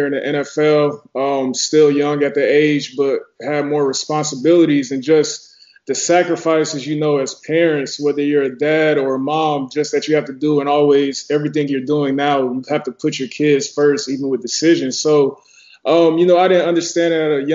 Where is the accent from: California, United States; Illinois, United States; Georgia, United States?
Georgia, United States; Atlanta; I'm from Atlanta